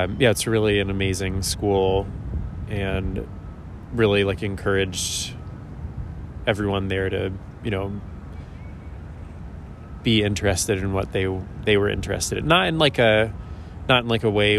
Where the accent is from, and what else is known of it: Philadelphia, Pennsylvania, United States; born or raised there; also born or lived in Bridgeport, Connecticut